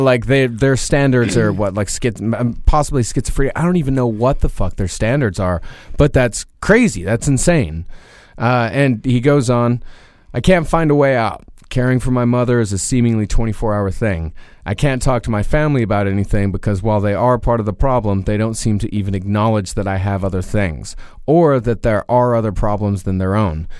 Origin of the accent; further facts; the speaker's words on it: Rochester, Texas, United States; now in New York City, United States; I can't go to my hometown, uh, because Craigslist don't exist for Rochester, Texas